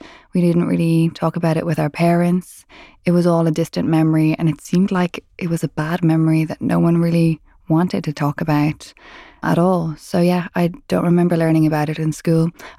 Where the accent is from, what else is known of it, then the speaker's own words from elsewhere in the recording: Ireland; and I'm from Ireland. I've lived in Dublin for the last 10 years, though, and just moved to London last year.